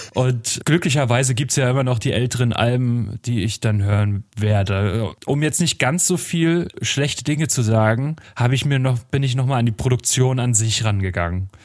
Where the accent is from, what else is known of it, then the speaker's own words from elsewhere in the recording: Northern Germany, Germany; bei uns in Norddeutschland